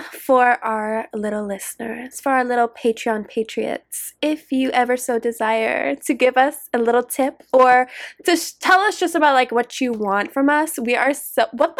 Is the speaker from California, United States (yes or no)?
no; Boston, Massachusetts, United States; accent: Boston; My Boston accent's coming out.